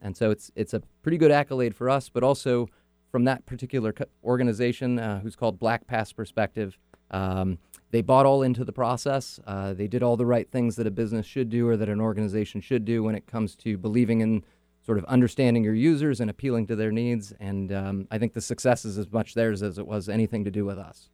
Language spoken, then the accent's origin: English; Auburn, California, United States; now in Seattle, United States; I grew up in Northern California, okay. so like everybody from Northern California, moved to Seattle